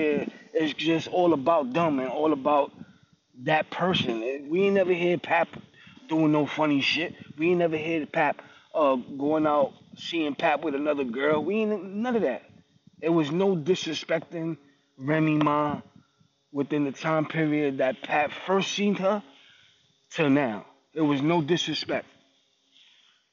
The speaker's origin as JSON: {"language": "English", "region": "New York", "country": "United States", "said": "I'm from New York"}